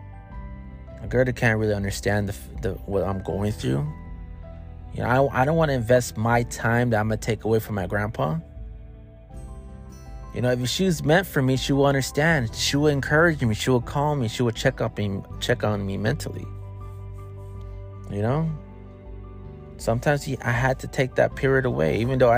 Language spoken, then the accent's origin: English; Racine, Wisconsin, United States; moved away; growing up in Racine, in Wisconsin